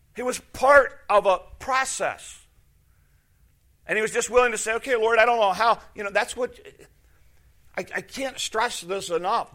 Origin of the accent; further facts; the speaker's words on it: Chicago, Illinois, United States; moved away as an adult; also born or lived in Wisconsin; I was from Chicago area